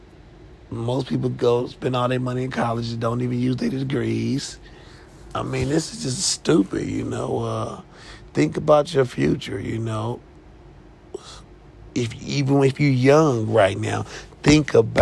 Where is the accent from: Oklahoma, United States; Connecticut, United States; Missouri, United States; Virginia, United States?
Missouri, United States; Kansas City; moved away; my hometown, Kansas City, Missouri